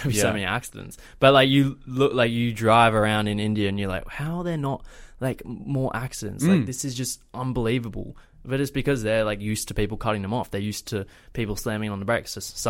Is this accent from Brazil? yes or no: no; Australia; something completely different to what we have experienced in Australia.